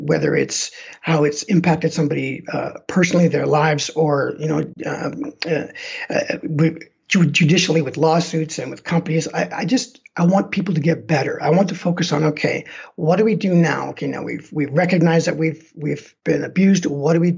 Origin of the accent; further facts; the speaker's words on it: Canada; moved away as an adult; now in Denver, United States; my hometown back in Canada